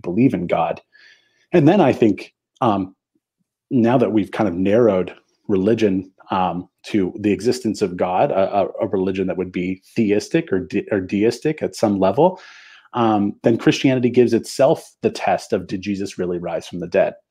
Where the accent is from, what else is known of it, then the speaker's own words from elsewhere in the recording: Canada; I have French Canadian heritage because I'm from Canada and I live in Canada